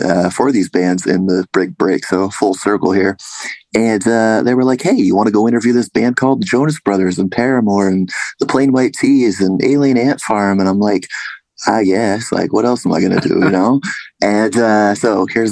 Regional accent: Vacaville, California, United States; moved away; originally I grew up in Northern California, Vacaville

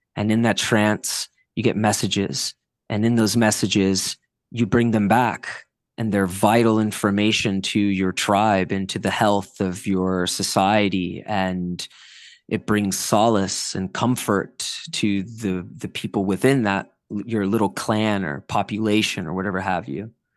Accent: South Florida, United States; growing up in South Florida in the early two thousands

